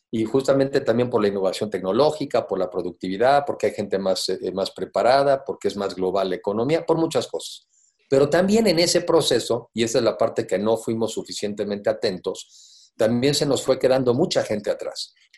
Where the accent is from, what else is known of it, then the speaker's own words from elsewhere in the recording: Mexico; somos los mexicanos